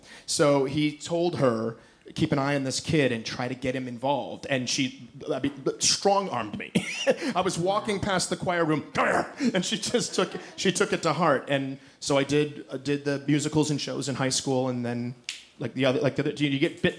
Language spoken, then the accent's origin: English; Detroit, Michigan, United States; I grew up in Detroit, and I went to school in a relatively rough neighborhood called Detroit.